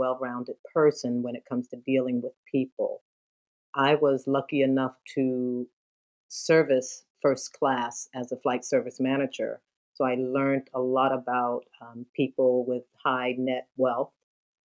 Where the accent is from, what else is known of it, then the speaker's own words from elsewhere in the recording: Philadelphia, Pennsylvania, United States; moved away as an adult; also born or lived in New York City, New York / Houston, Texas; now in Naples, United States; I'm from Philadelphia. I grew up there, born and raised, went to high school.